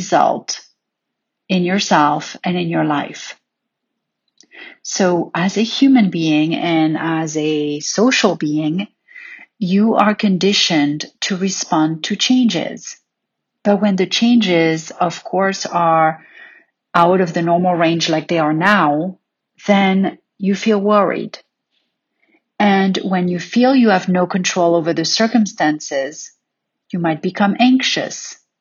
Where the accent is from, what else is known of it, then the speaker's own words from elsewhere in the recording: Paris, Île-de-France, France; growing up in Paris